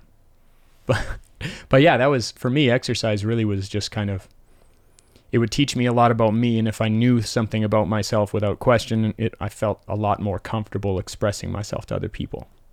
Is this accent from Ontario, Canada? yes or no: no; Calgary, Alberta, Canada; I grew up in Temple in northeast Calgary